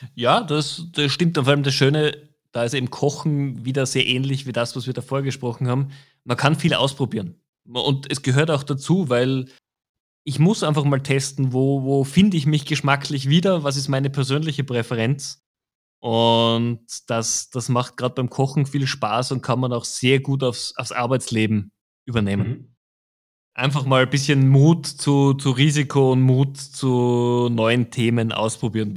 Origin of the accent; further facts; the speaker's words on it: Austria; als Österreicher